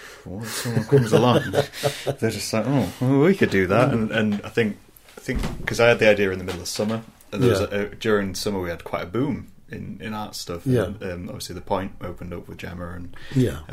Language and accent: English; Scunthorpe, Yorkshire and the Humber, United Kingdom; now in Lincoln, United Kingdom; I'm originally from Scunthorpe.